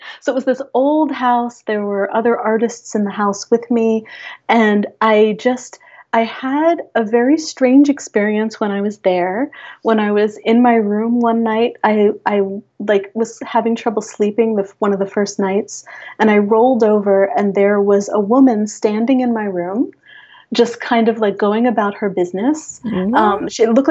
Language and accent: English; Hudson Valley, Catskill Mountains, New York, United States; also born or lived in Long Island, New York; now in New York City, United States; where I'm from, in the Hudson Valley, in the Catskill Mountains